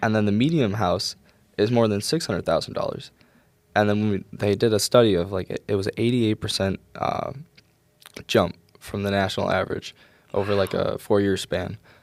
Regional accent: Rochester, New York, United States; moved away; back in my hometown, Rochester

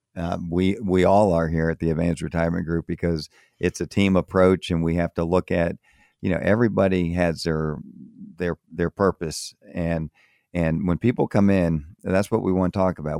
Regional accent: Florida, United States; moved away as an adult; also born or lived in Tampa, Florida / Miami, Florida / Maryland; I grew up in Florida, grew up in, um, in Tampa, and I grew up also in Miami

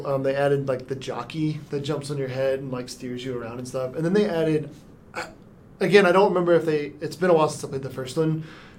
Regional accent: the South, United States; I'm from the South

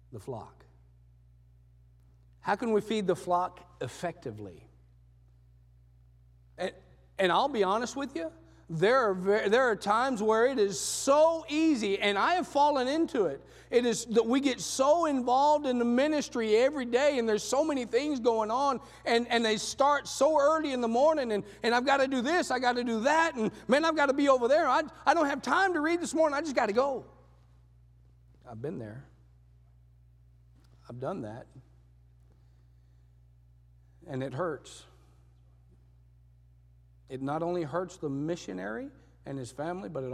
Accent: Texas, United States; moved away as an adult; also born or lived in Panama; I'm from Texas.

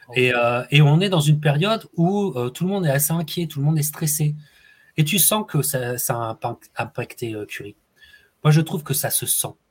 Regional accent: France; en tant que Français

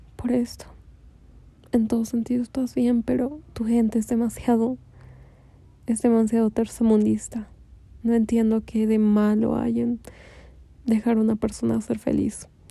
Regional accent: Bolivia; en mi país, en Bolivia

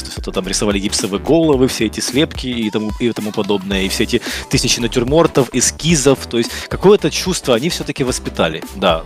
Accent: Kyiv, Ukraine; also born or lived in Brovary, Ukraine; Я родился под Киевом, но в школу, но как но родители переехали где-то в школьном возрасте, когда я да, был, переехали в Киев.

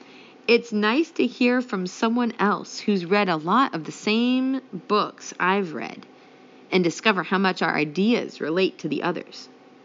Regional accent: Ohio, United States; And I'm from Ohio, and I didn't pick this because I'm from Ohio

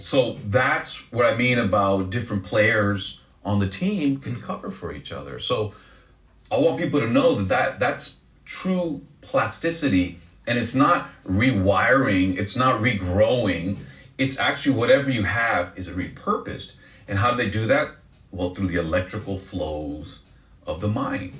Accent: Los Angeles, California, United States; It's good to be in my hometown

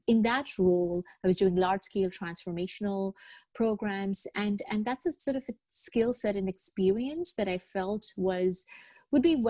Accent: Al Ain, Abu Dhabi, United Arab Emirates; moved away as an adult; also born or lived in Bangladesh; now in Toronto, Canada; I was born in Bangladesh. I grew up in the United Arab Emirates in a small town called Al Ain. And I moved to Canada with my parents when I was 18 to live in Toronto

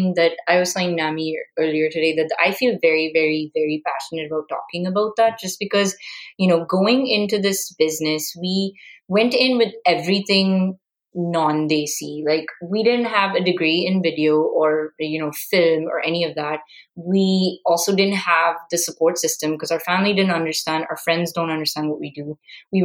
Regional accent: India; moved away; as an Indian

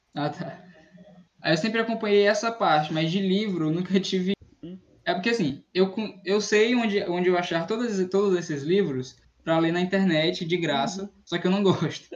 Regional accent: Northeast Region, Brazil; eu sou eu sou do Nordeste

